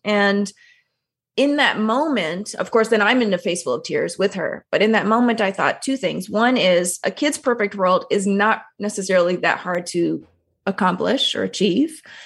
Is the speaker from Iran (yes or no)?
no; Toronto, Ontario, Canada; I'm first generation Canadian. I was born in Toronto, which is, you know, an incredibly multicultural city